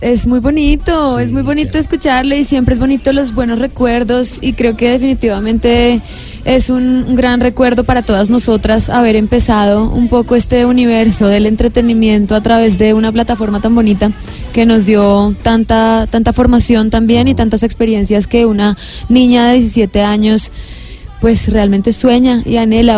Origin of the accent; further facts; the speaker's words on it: Bogotá, Colombia; accent: rolo; also born or lived in Villavicencio; desde los siete años, por eso tengo de pronto como acento errola